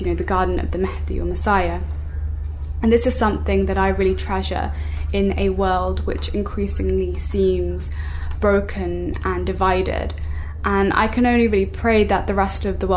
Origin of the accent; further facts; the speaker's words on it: South England, United Kingdom; in my hometown where I've grown up and still live